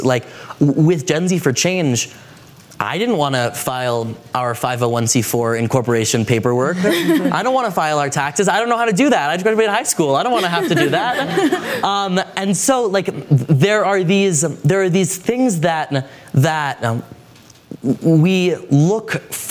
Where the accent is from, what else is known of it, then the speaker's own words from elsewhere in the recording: Washington, District of Columbia, United States; I'm from Washington, D.C.